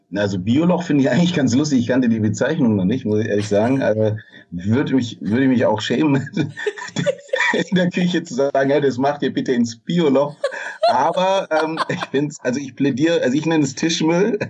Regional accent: Swabia, Germany; als Schwabe

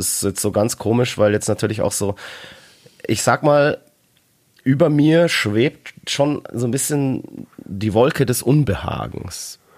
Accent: Bavaria, Germany; bei uns in Bayern

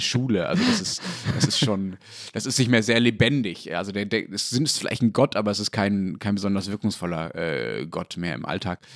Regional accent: Dortmund, North Rhine-Westphalia, Germany; in Dortmund, wo ich aufgewachsen bin

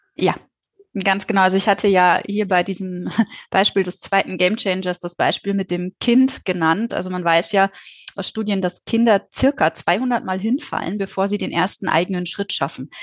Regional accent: Dorsten, North Rhine-Westphalia, Germany; ich komme aus Dorsten in Nordrhein-Westfalen

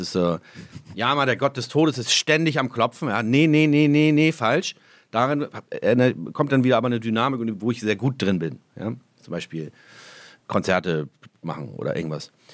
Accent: Hamburg, Germany; moved away as an adult; now in Holsteinische Schweiz, Germany; Mein Zuhause, meine Heimat ist Hamburg, äh, da ist mein Zuhause.

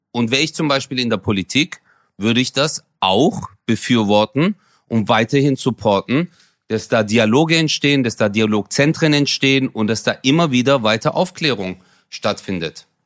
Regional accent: Turkey; now in Germany; Ich habe auch meine Identität hier. Und ich, sogar als Türke, als Moslem, sage

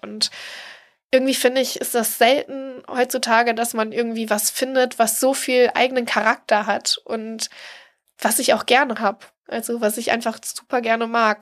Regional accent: East Frisia, Lower Saxony, Germany; now in Hamburg, Germany; in Ostfriesland, wo ich herkomme

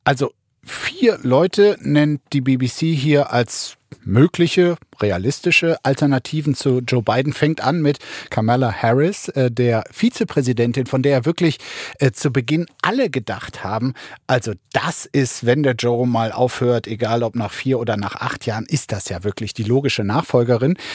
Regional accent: Brandenburg, Germany; bei uns in Brandenburg

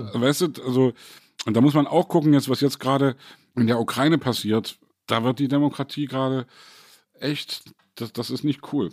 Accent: East Germany, Germany; als Ossi

